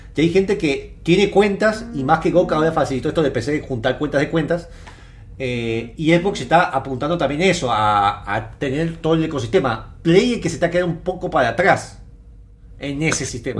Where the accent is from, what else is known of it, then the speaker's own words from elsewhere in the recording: Mendoza, Argentina; Somos de Mendoza, así que estamos todos en Mendoza